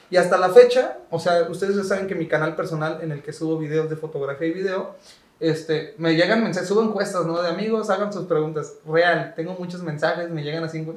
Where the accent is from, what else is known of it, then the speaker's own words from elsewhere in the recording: Córdoba, Veracruz, Mexico; de Córdoba, así de mi ciudad